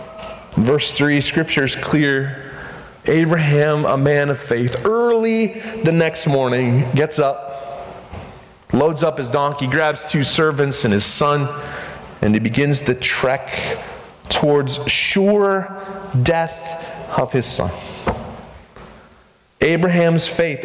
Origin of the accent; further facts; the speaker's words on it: United States; I'm American